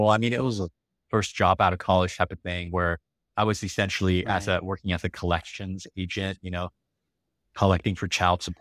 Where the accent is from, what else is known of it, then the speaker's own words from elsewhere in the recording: Taiwan; born there; I mean, even though I was born in Taiwan, um, and I won't go into this whole Taiwan China thing.